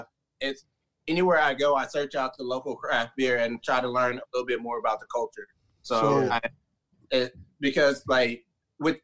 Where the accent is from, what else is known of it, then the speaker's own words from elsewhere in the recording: Marietta, Georgia, United States; now in San Diego, United States; I'm originally from Marietta, Georgia, but now I live in San Diego, California.